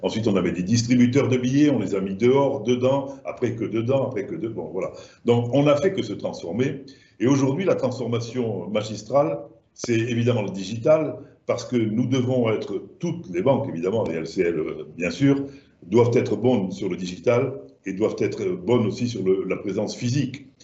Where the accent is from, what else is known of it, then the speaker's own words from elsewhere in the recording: Languedoc, Occitania, France; accent: southern French; moved away; comme mon accent doit vous le laisser penser, je suis du sud de la France